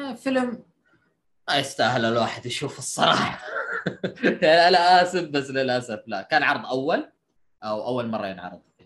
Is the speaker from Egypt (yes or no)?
no; Saudi Arabia; انت كسعودي